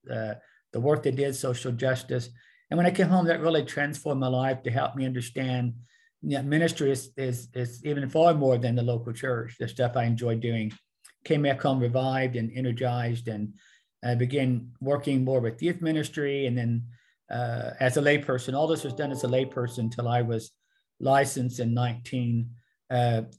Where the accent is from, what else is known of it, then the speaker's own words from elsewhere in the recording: Muskogee, Oklahoma, United States; we lived in the small town of Muskogee, where I grew up in the Fife